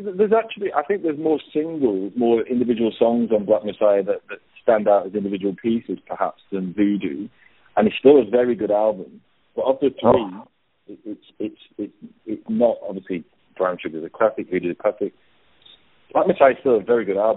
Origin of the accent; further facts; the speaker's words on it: United Kingdom; moved away as an adult; now in Australia; I'm originally from the UK. I moved over here when I was 30